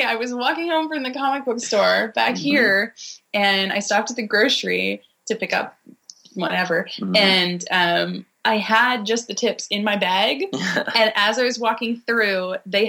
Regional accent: Halifax, Nova Scotia, Canada; in Halifax, in my hometown

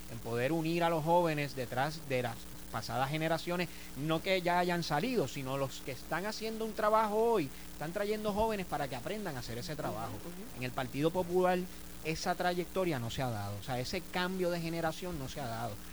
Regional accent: Cabo Rojo, Puerto Rico; Yo soy de Cabo Rojo

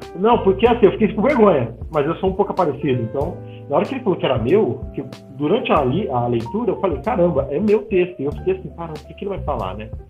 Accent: São Paulo, Brazil; now in Belo Horizonte, Brazil; Vim de São Paulo para Minas, né? Eu sou paulista e moro agora em Belo Horizonte

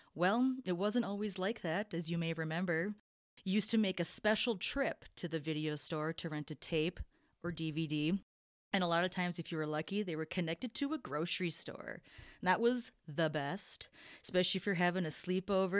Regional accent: Minnesota, United States; we're all from Minnesota here.

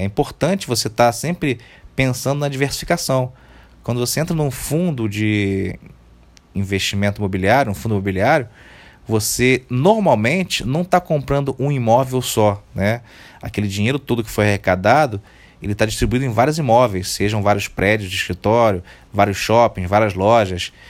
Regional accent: Rio de Janeiro, Brazil; Eu, particularmente, sou do Rio de Janeiro

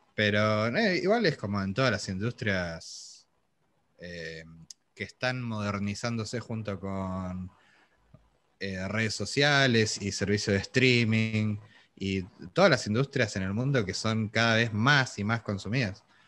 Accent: Argentina; nosotros somos argentinos

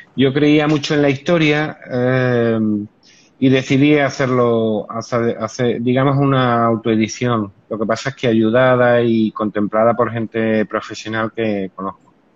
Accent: Cáceres, Extremadura, Spain; now in Seville, Spain; yo soy de Cáceres, no vivo en Sevilla, pero soy de Cáceres.

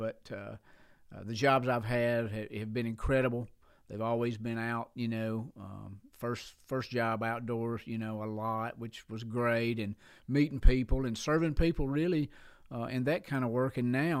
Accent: Sheffield, Alabama, United States; I'm from Sheffield, Alabama. And on the other side that river, yeah, we are affectionately known as the River Rats over there.

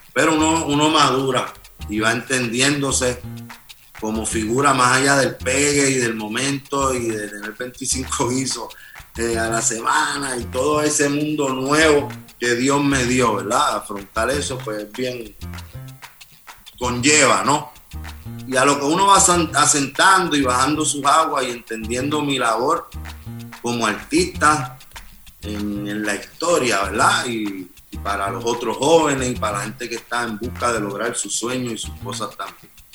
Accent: Puerto Rico; como puertorriqueño

